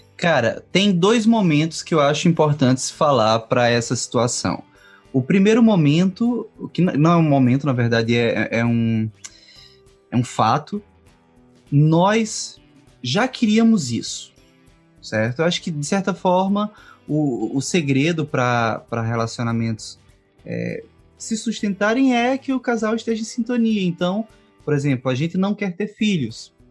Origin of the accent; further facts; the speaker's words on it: Caruaru, Pernambuco, Brazil; sou de Caruaru, Pernambuco